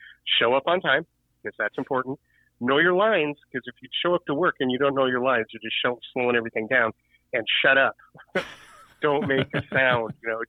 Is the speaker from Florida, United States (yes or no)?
no; South Pasadena, California, United States; moved away as an adult; also born or lived in Hollywood, California / East Los Angeles, California; now in Northern California, United States; I was born in Hollywood. I was raised when my mom had me, we lived in East L.A. And then when I was about 4 or 5 years old, we moved to a small town called South Pasadena. Which is like 3 square miles and had 13 police cars